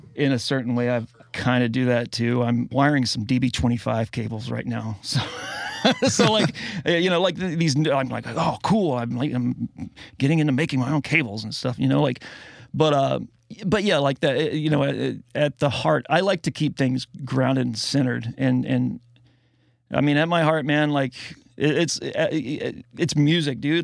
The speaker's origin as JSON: {"language": "English", "region": "the South", "country": "United States", "tie": "born or raised there", "said": "I grew up in the South"}